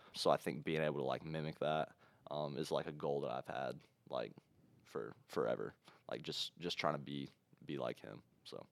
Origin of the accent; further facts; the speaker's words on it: Ohio, United States; we're from Ohio